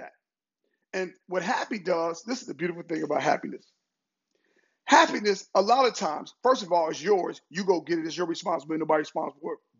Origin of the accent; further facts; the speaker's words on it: Cincinnati, Ohio, United States; moved away; I'm originally from Cincinnati, Ohio